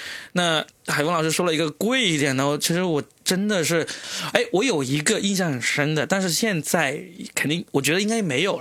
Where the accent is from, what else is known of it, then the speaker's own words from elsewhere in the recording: Guangdong, China; 因为我是广东人嘛，那时候就看那些电视广告就。